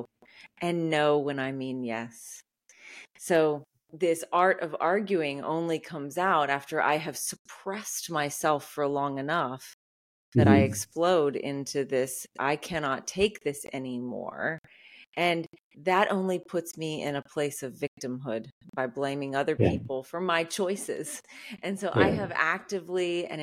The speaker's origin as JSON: {"language": "English", "area": "outside of New Orleans", "region": "Louisiana", "country": "United States", "tie": "born or raised there", "said": "I was raised in the Deep South outside of New Orleans."}